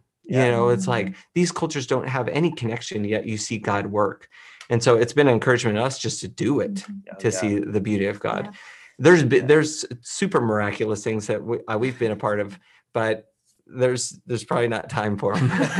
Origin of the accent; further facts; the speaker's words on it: Illinois, United States; You know, I grew up in Illinois. I grew up in a Bible-believing Christian home. I was raised that way.